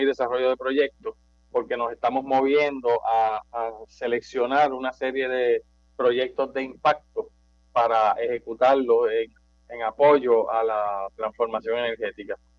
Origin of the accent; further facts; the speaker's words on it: Manatí, Puerto Rico; now in Guaynabo, Puerto Rico; Yo soy de natural de Manatí, eh, pero vivo en Guaynabo básicamente los últimos 35 años